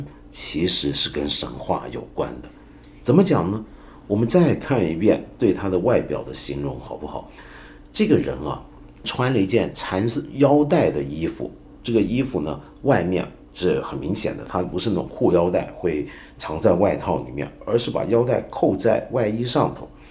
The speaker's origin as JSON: {"language": "Chinese", "country": "China", "said": "我常常觉得我们中国人要了解西方文学经典，有时候是有很大难度的，因为大家的文化背景太过不一样。"}